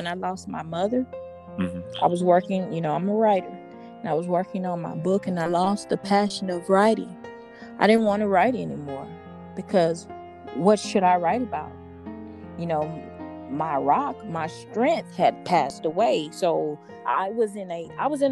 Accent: Houston, Texas, United States; growing up in the ghetto with hard times, I'm from Fifth Ward, Texas

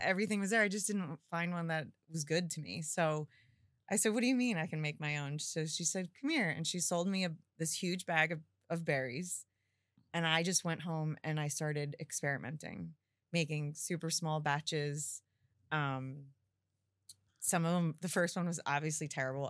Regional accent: Forked River, New Jersey, United States; I grew up in Fork Ridge River on the water

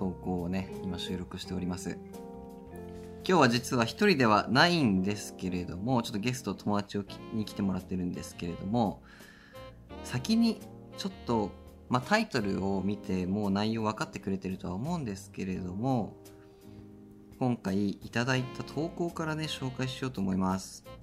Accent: Sapporo, Hokkaido, Japan; born there; 勝利と僕は札幌生まれなんだよね、お互いに。

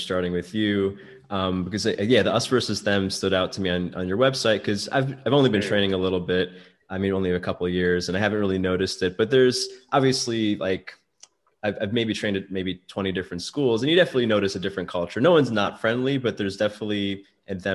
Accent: United States; I'm American

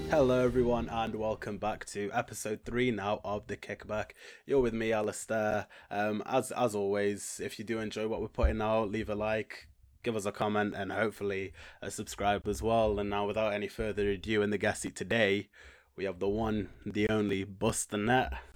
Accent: Stoke-on-Trent, West Midlands, United Kingdom; I'm from Stoke on Trent in, in the U K.

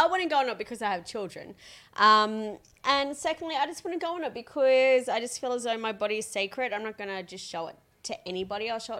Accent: Logan, Queensland, Australia; Well, I grew up in Logan.

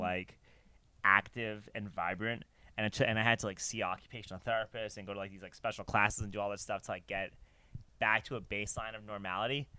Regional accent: New York, United States; I grew up in New York

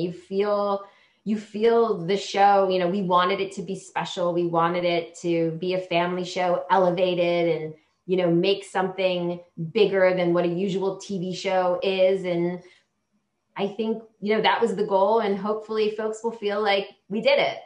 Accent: Hawaii, United States; I was born in Hawaii

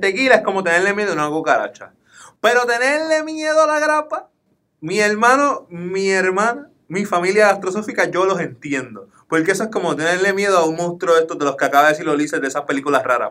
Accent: Puerto Rico; Como buenos boricuas

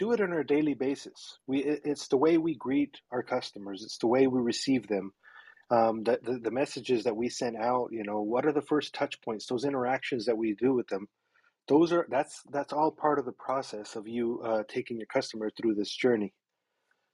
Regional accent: Mexico; moved away; I was born in Mexico, and my mom was always she was an entrepreneur. She ran a business out of her house, and so I grew up all around it

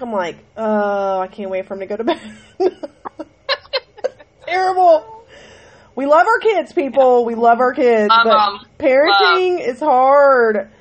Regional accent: Ohio, United States; I'm from Ohio

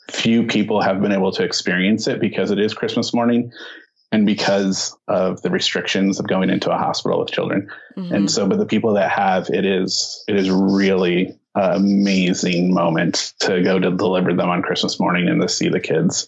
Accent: Azusa, California, United States; also born or lived in Inland Empire, California; now in San Dimas, United States; I uh, am born and raised Southern California in this area. I grew up in Azusa, so just down the road here.

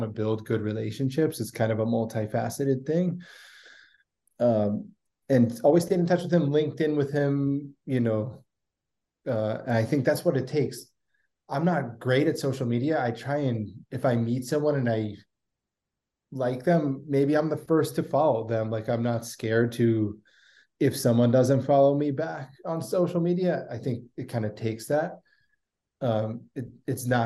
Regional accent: Chantilly, Virginia, United States; moved away; I'm from Chantilly, Virginia

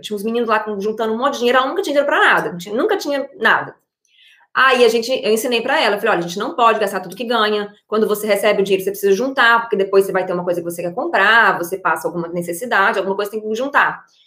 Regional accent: Brazil; moved away; como uma pessoa que morou no Brasil, né, que veio de uma realidade completamente diferente

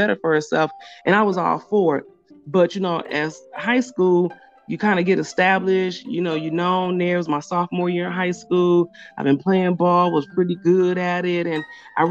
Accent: Milwaukee, Wisconsin, United States; I'm originally from Milwaukee, Wisconsin. That's where I was born and raised at.

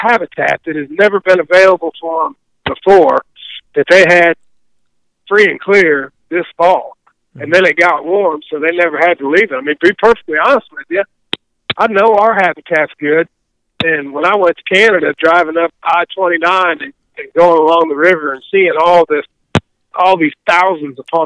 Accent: Illinois, United States; now in Missouri, United States; When I was a kid growing up in Illinois

